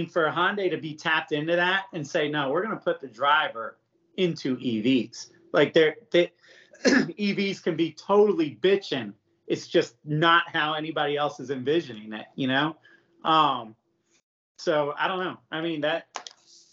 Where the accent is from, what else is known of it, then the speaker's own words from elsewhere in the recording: United States; I'm American.